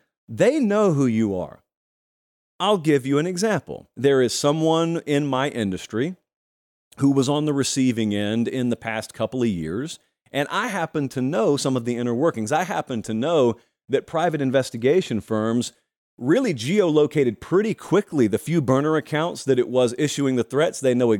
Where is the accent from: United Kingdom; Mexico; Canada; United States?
United States; Southern United States; as a young child growing up in the South